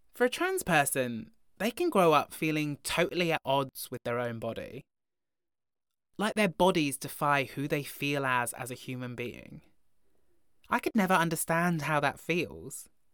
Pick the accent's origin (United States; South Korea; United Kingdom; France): United Kingdom; Broughton, Wales; born or raised there